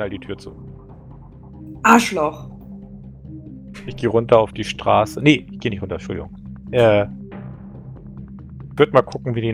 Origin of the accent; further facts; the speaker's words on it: Poland; Klar, was, ich komme aus Polen.